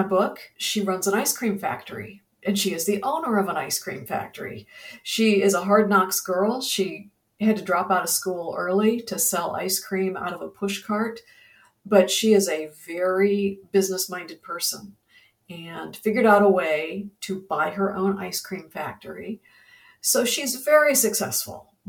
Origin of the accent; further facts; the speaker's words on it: Ohio, United States; also born or lived in Virginia / Texas / Indiana; now in Florida, United States; I'm from the Midwest originally. I'm from Ohio, and I've lived in Virginia and in Texas, Indiana.